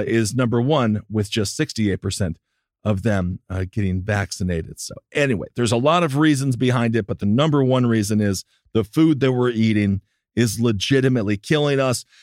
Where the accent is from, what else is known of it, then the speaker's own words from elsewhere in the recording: Wisconsin, United States; I'm from Wisconsin